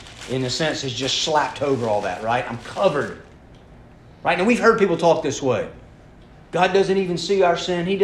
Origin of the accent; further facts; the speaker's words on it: Atlanta, Georgia, United States; I was born in Atlanta, Georgia, 46 years ago